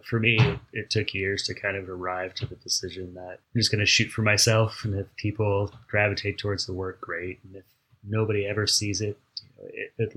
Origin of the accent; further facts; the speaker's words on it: Pasadena, California, United States; being born and raised in Pasadena